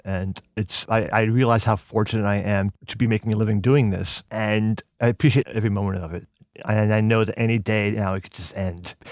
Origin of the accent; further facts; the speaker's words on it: Pelham, New York, United States; moved away as an adult; also born or lived in West Village, New York / Brooklyn, New York; now in Austin, United States; I was born and raised in Pelham, New York, which is a town just above the Bronx